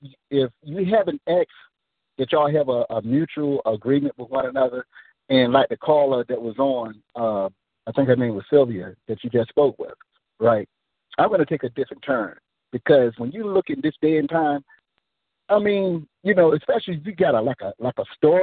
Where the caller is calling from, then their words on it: Nashville, Tennessee, United States; I'm calling from Nashville.